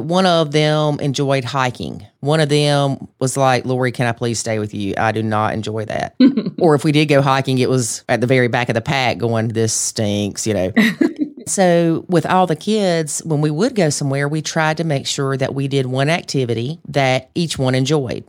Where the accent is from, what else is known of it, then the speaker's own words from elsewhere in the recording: the South, United States; accent: Southern; in my Southern accent